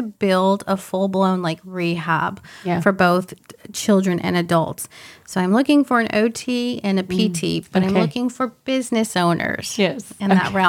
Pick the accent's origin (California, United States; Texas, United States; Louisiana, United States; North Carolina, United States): Louisiana, United States; New Orleans; moved away as an adult; I'm originally from New Orleans. I studied in Louisiana, moved here about 17 years ago now.